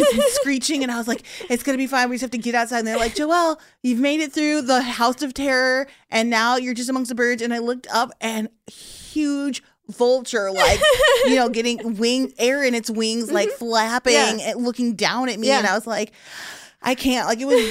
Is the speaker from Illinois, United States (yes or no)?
yes; Chicago, Illinois, United States; I'm from Chicago